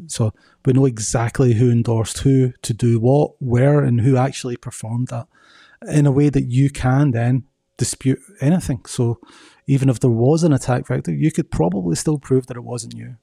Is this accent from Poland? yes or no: no; Scotland, United Kingdom; moved away as an adult; also born or lived in Belgium / United States; now in Atlanta, United States; I'm originally from Scotland. Moved to Belgium for ten years and now I've been in the U S for ten years.